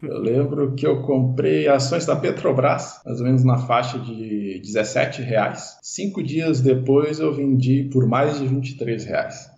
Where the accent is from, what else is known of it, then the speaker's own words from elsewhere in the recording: Dom Feliciano, Rio Grande do Sul, Brazil; moved away as an adult; eu sou nascido no Rio Grande do Sul, numa cidadezinha chamada Dom Feliciano. Eu nasci e cresci essa cidadezinha